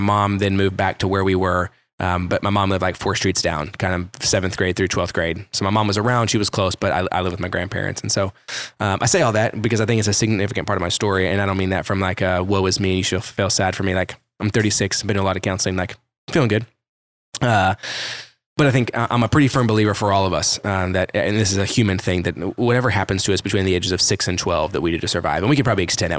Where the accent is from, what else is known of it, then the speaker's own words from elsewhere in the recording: Carrollton, Texas, United States; also born or lived in Kansas; For those of you that are familiar with Dallas, Fort Worth, Carrollton Farmers Branch was kind of the area that I would say I grew up in / was like home base